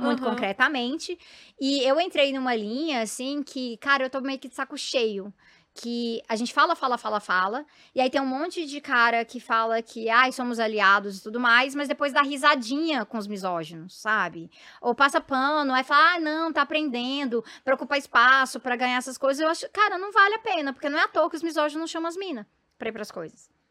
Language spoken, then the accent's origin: Portuguese; Goiás, Brazil; eu venho de Goiás